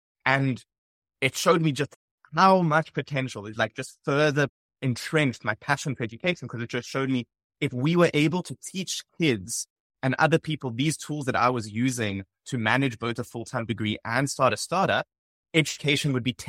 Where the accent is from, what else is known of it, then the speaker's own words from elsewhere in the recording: Johannesburg, Gauteng, South Africa; Yeah, so I grew up in Johannesburg, South Africa, attended high school, primary school there. After that, I went to the University of Cape Town and studied electrical and computer engineering.